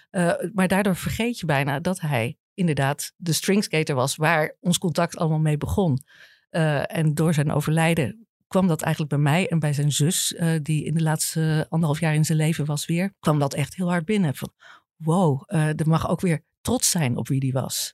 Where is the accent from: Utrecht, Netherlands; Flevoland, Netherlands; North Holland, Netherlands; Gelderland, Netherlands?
Gelderland, Netherlands; Apeldoorn; moved away as an adult; now in Amsterdam, Netherlands; Ik kwam uit Apeldoorn, niet veel gewend